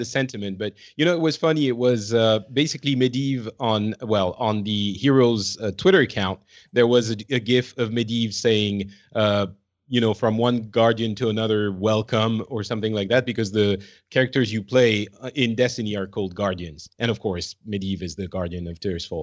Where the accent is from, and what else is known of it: France; now in Finland